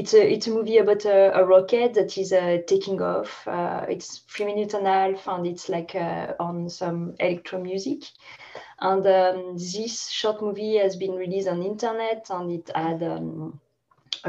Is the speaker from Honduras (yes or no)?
no; France; moved away as an adult; also born or lived in London, United Kingdom / Paris, France; now in Montreal, Canada; I was born in France